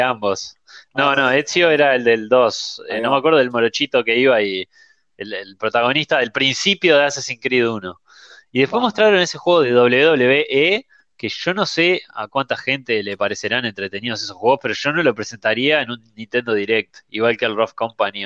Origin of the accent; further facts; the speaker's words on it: Uruguay; somos en realidad en Uruguay 3 millones de, de todo